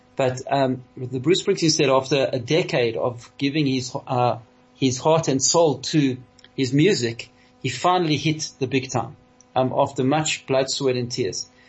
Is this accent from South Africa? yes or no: yes; South Africa; all of us here in South Africa, the South African Jewish community, because uh, we are over 90% Litvaks. Our heritage, we come from Lithuania